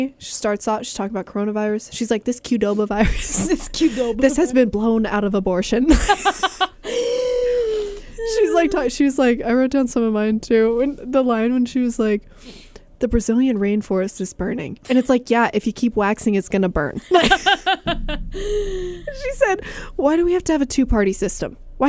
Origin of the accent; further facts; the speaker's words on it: Massachusetts, United States; I'm from Massachusetts.